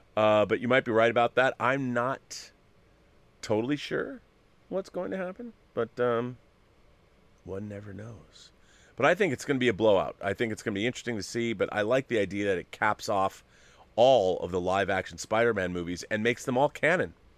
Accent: Seattle, Washington, United States; I'm from Seattle

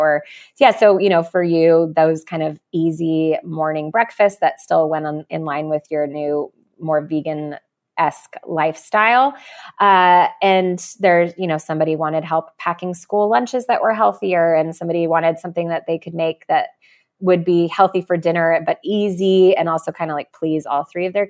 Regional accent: California, United States; And I'm from California, and apparently we're rude here.

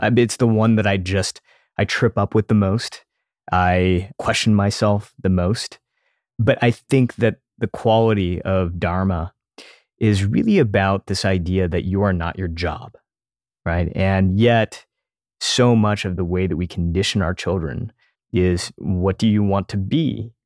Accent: United States; as an Indian kid growing up in the United States

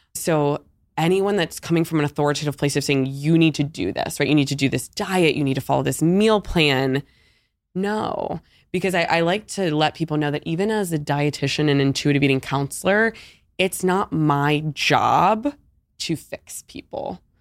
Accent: Pittsburgh, Pennsylvania, United States; moved away as an adult; also born or lived in Hoboken, New Jersey; now in Ponte Vedra Beach, United States; I grew up my whole life in Pittsburgh, P

